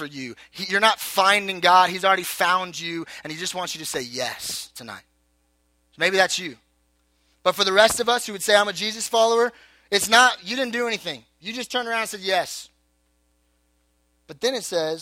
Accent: Southern California, United States; I was born in Southern California

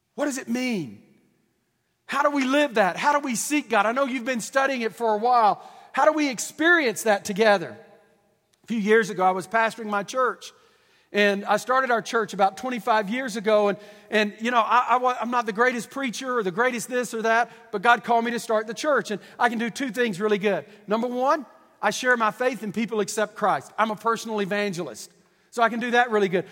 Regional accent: Deep East Texas, United States; I'm from Deep East Texas

